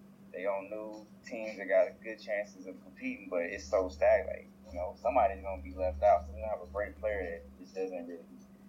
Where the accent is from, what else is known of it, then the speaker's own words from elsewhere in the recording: Fayetteville, North Carolina, United States; I'm from Fayetteville, North Carolina, so him and … are cool.